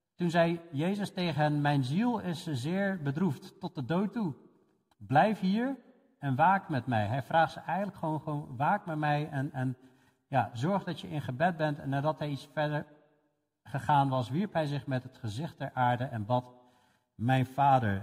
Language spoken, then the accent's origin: Dutch; Netherlands; voor ons als Nederlanders